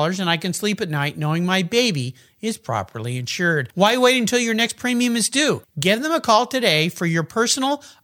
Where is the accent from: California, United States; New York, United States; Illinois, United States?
California, United States; San Diego; I grew up in San Diego